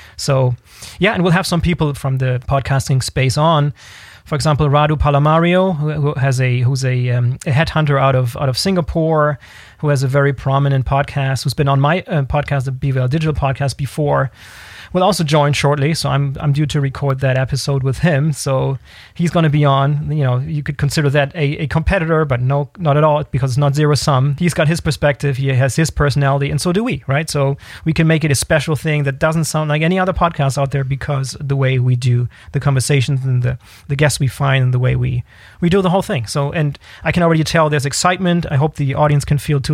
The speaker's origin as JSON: {"language": "English", "country": "Germany", "said": "We're all from Germany"}